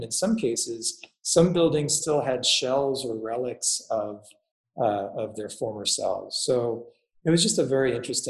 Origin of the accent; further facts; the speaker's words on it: Long Island, New York, United States; I grew up on Long Island